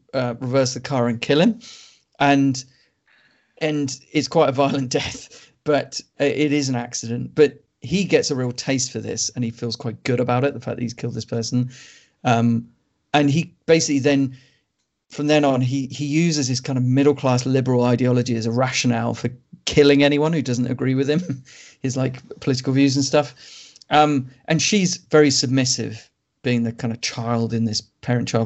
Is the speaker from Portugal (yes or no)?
no; United Kingdom; as a British person